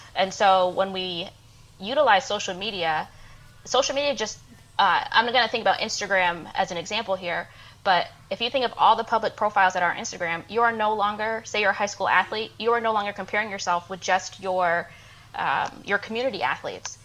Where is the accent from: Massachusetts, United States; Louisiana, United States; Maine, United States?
Maine, United States; moved away as an adult; also born or lived in Georgia / Nashville, Tennessee; now in Augusta, Georgia, United States; I'm originally from Maine